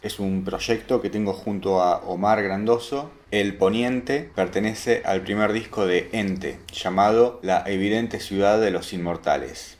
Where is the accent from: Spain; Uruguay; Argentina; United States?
Argentina; Siendo argentino